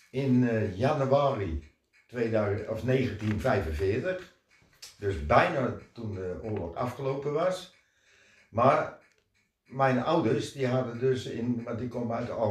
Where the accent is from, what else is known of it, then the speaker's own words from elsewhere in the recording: Netherlands; Nee. Ik ben echt een Hollander.